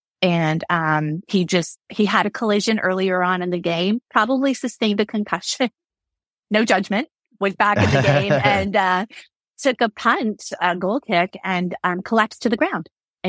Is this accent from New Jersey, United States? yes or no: yes; Kearny, New Jersey, United States; I grew up in Kearney, New Jersey, which we have been dubbed Sucker Town, USA.